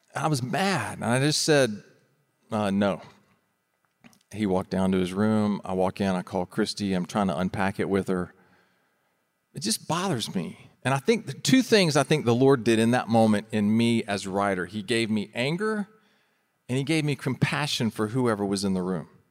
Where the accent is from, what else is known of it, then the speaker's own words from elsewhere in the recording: Florida, United States; we're from Florida